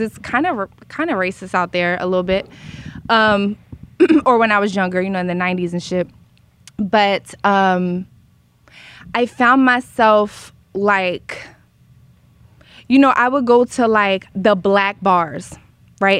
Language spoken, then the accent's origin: English; Philadelphia, Pennsylvania, United States; now in Los Angeles, United States; I grew up in Philly, which is integrated and segregated